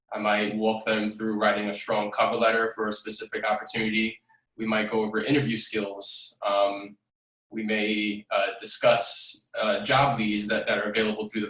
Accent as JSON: {"language": "English", "town": "New York City", "region": "New York", "country": "United States", "tie": "born or raised there", "said": "I'm a 29-year-old Bronx native, born and raised in the Bronx."}